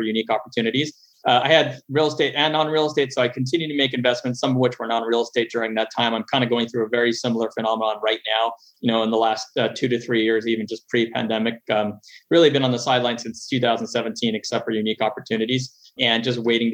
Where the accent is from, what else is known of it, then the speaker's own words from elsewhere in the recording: Montreal, Quebec, Canada; moved away as an adult; also born or lived in Los Angeles, United States; now in United States; I'm originally from Montreal, Canada. Grew up there, lived about half my life there and half my life in the U.S. Came down to the U.S. in 98.